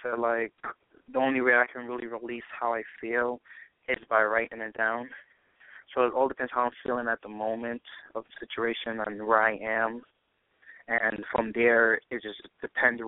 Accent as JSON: {"language": "English", "region": "New York", "country": "United States", "tie": "born or raised there", "also_born_or_lived": "New Jersey / Trinidad", "said": "I was actually born in New Jersey, but I was raised in New York."}